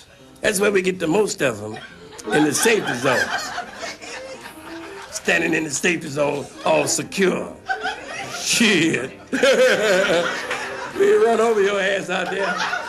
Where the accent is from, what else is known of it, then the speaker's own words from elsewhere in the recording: St. Louis, Missouri, United States; born there; I was born in St. Louis, Missouri.